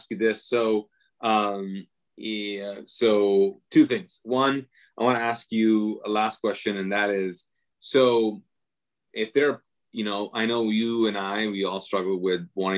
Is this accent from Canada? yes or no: no; Kuwait; moved away as an adult; growing up in Kuwait as a Muslim